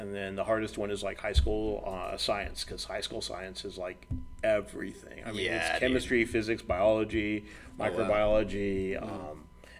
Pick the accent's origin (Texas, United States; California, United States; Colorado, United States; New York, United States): Texas, United States; El Paso; moved away as an adult; I come from El Paso, right?